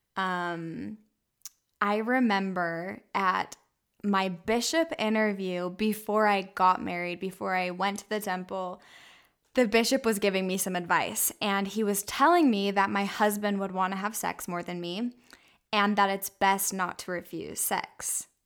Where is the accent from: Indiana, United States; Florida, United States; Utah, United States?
Utah, United States; Orem; I was raised in Utah County in Orem, Utah